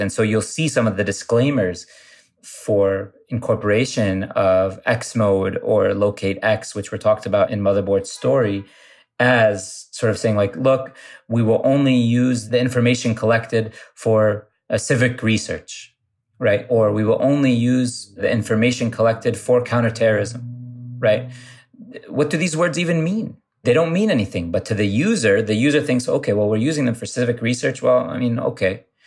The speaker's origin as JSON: {"language": "English", "region": "Ohio", "country": "United States", "tie": "born or raised there", "said": "I grew up in Ohio, and I grew up going to a mosque that was sort of the center of the community where I grew up"}